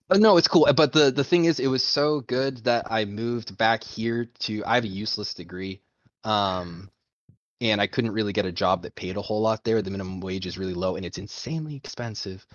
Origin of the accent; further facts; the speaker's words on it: Maine, United States; now in Idaho, United States; I'm from Maine